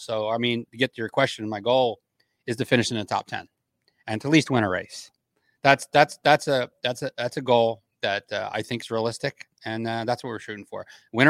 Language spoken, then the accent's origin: English; New Jersey, United States; I mean, I grew up in New Jersey. I grew up going to the Summer Nationals since I was in seventh grade.